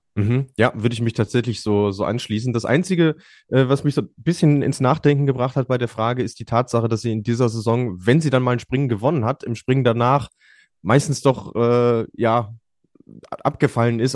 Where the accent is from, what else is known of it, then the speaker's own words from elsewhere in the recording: Germany; als Deutsche